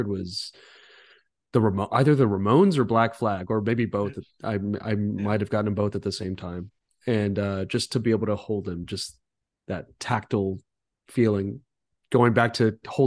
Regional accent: Rancho Cucamonga, California, United States; I grew up in Altaloma, California

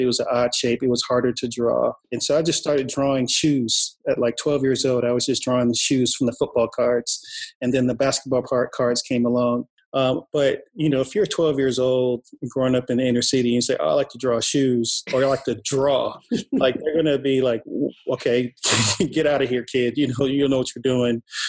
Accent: Inglewood, California, United States; I'm originally from Inglewood, California

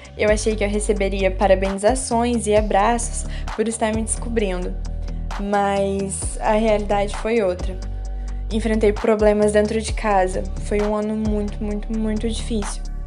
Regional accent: Minas Gerais, Brazil; moved away as an adult; now in Juiz de Fora, Brazil; Mas não morei sempre aqui em Juiz de Fora. Na verdade, eu venho de uma cidade pequena do sul de Minas, uma cidade com pouco mais de 20 mil habitantes

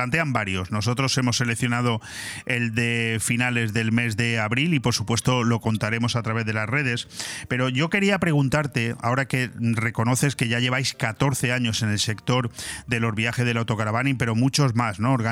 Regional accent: Palencia, Castile and León, Spain; Sí, soy nacido en Palencia, Palencia Compe, sí.

